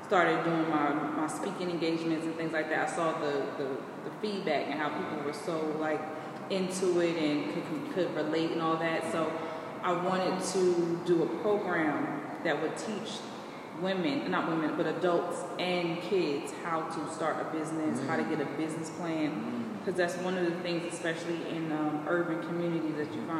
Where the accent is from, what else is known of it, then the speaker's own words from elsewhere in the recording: Trenton, New Jersey, United States; I'm from Trenton originally. So I come from an urban area where I didn't have money, raised by my grandmother